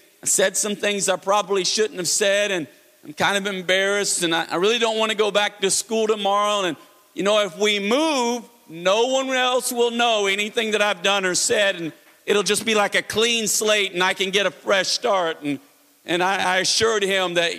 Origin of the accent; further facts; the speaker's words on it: Florida, United States; now in North Carolina, United States; I grew up in Florida